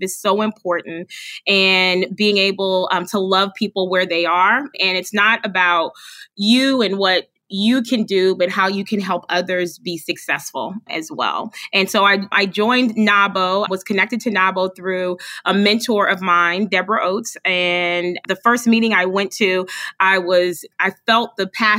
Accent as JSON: {"language": "English", "town": "Charleston", "region": "South Carolina", "country": "United States", "moved": "as an adult", "lives_now": "Indianapolis, United States", "said": "I'm originally from Charleston, South Carolina, and ended up in Indianapolis, Indiana"}